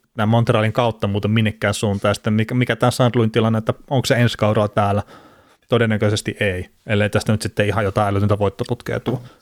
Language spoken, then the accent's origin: Finnish; Varkaus, North Savo, Finland; accent: Savo; kai mäkin puhun omalla tavallaan Savoa sitten. Vaikka mun mielestä sitten tuolta Varkaudesta, mistä mä oon kotoisin